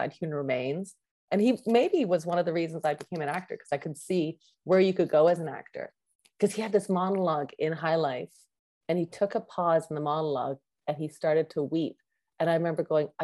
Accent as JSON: {"language": "English", "country": "Canada", "said": "I'm an actress from Canada."}